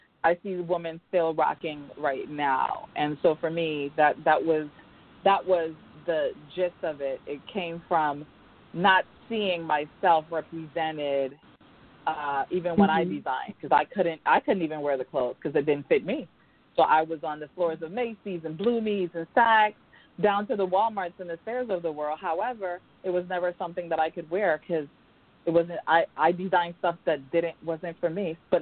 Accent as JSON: {"language": "English", "country": "U.S. Virgin Islands", "tie": "born or raised there", "moved": "yes", "lives_now": "New York, United States", "said": "I was born and raised in the Virgin Islands, Island Gal in the building."}